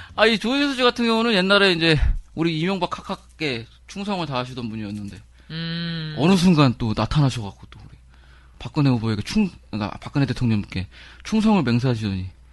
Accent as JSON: {"language": "Korean", "region": "Seoul", "country": "South Korea", "tie": "born or raised there", "said": "제가 이제 서대문에서 태어나고 자랐기 때문에"}